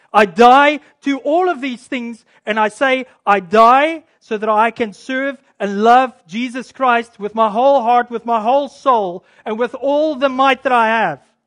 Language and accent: English; South Africa; now in Canada; I'm a Canadian, by the way. I do come from South Africa, but I, I'm a Canadian now.